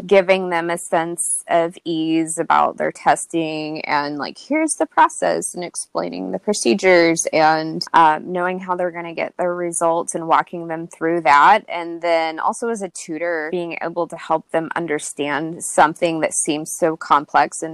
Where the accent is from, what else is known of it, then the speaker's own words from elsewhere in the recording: Yukon, Oklahoma, United States; moved away as an adult; now in Michigan, United States; I grew up in Yukon, Oklahoma. So I currently live in Michigan, but most of my life I grew up in Oklahoma.